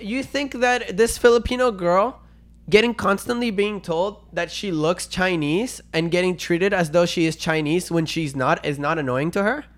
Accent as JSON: {"language": "English", "country": "Venezuela", "tie": "born or raised there", "second_language": "English", "moved": "yes", "lives_now": "Canada", "said": "I was born and raised in Venezuela"}